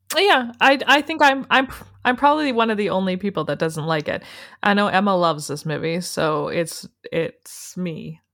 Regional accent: Canada; We're from Canada

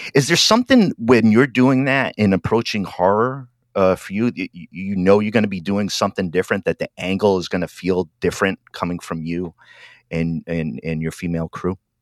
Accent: Rhode Island, United States; now in Oregon, United States; I'm a, a, a, Yankee from up in Rhode Island, and uh, uh, I live out in Oregon now

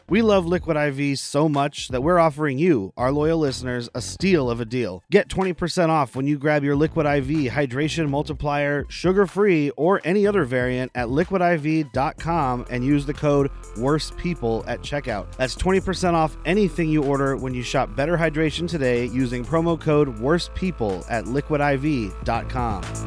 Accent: Arizona, United States; I'm from Arizona

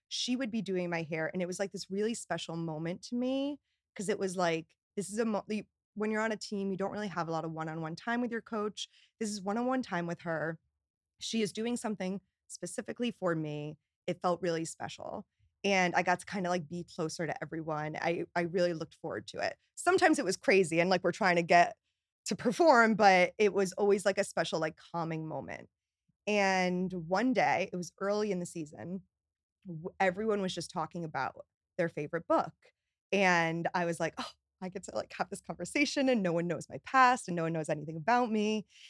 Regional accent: Newtown, Connecticut, United States; moved away as an adult; also born or lived in Boston; now in New York, United States; I grew up in Newtown, Connecticut

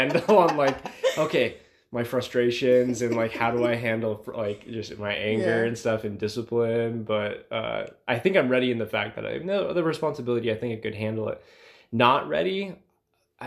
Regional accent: United States; I'm a dude from Washington.

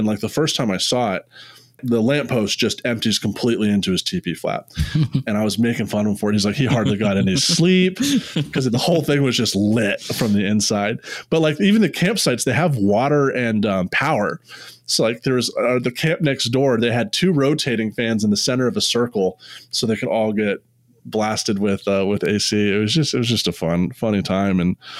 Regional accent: India; this is the coolest thing about being Indian, is like, there's a family that took care of us

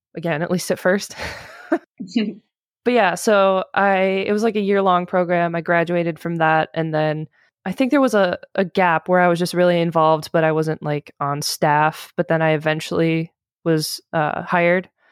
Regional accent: Michigan, United States; I grew up in Michigan

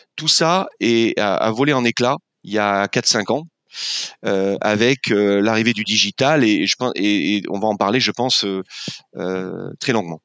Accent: Landes, Nouvelle-Aquitaine, France; moved away as an adult; also born or lived in Paris; moi, je venais de, du sud-ouest de la France, des Landes, où je vis maintenant

